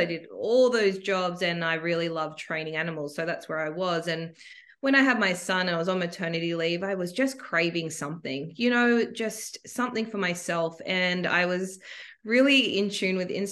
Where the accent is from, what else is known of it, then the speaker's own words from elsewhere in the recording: Sydney, New South Wales, Australia; I am from Sydney